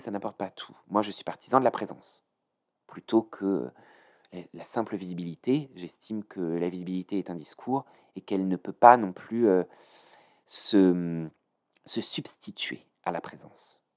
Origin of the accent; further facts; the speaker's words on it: France; now in Paris, France; j'ai grandi en banlieue.